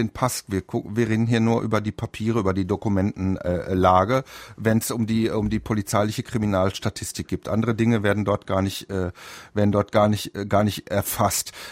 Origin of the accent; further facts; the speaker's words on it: North Rhine-Westphalia, Germany; ich bin im Ruhrgebiet aufgewachsen, dann nennt man das Klüngelkerle